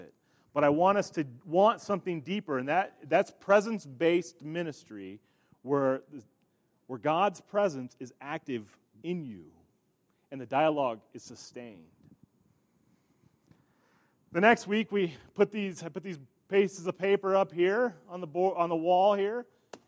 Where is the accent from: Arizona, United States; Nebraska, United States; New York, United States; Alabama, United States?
Nebraska, United States; York; in my hometown that I grew up in, York, Nebraska